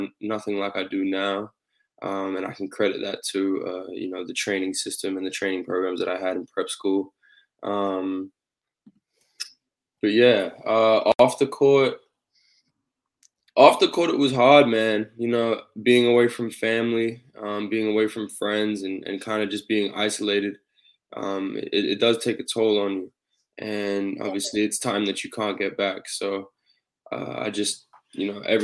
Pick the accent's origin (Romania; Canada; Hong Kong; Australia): Australia; moved away; growing up in Australia, I always played basketball from a young age